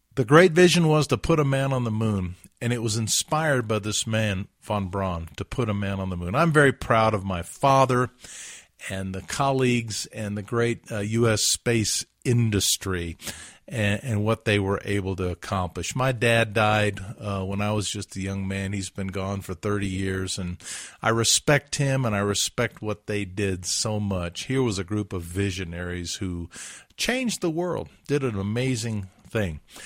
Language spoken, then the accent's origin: English; Huntsville, Alabama, United States; my hometown, Huntsville, Alabama